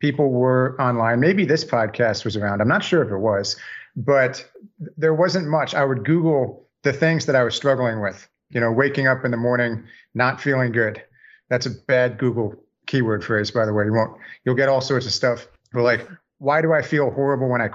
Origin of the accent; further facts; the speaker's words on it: Northern New Jersey, United States; also born or lived in New York City, United States / Delaware, United States; now in Savannah, United States; I'm originally from Northern New Jersey. I currently live in Savannah, Georgia